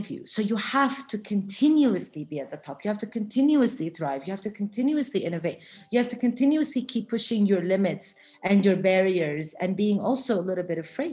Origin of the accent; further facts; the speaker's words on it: Florida, United States; I grew up in Florida. I grew up around the beach.